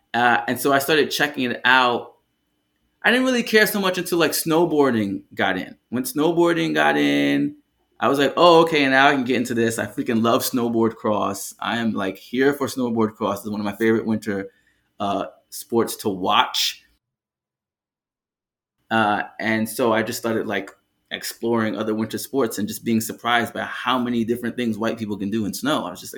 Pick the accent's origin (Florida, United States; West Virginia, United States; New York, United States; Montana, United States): New York, United States; New York City; first language Jamaican Patois; English is a second language; Well, I grew up in Brooklyn, but I grew up in a place called East Flatbush.